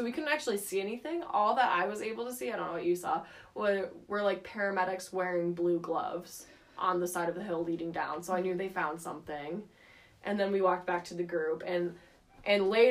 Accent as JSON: {"language": "English", "town": "Westlake", "region": "Ohio", "country": "United States", "tie": "born or raised there", "said": "I'm from Westlake"}